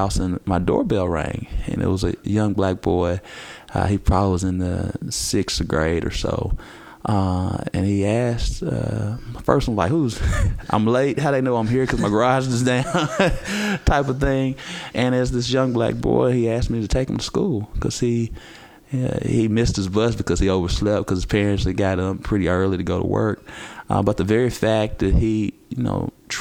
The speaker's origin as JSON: {"language": "English", "town": "Little Rock", "region": "Arkansas", "country": "United States", "tie": "born or raised there", "said": "I decided to remain in my hometown area of the city"}